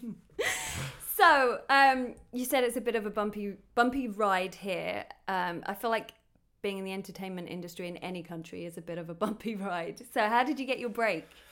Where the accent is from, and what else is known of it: United Kingdom; now in Los Angeles, United States